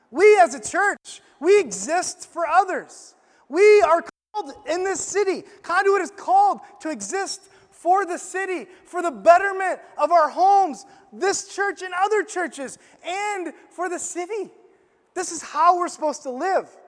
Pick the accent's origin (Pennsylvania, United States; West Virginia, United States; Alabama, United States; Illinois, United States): Illinois, United States; we went to this camp growing up in Illinois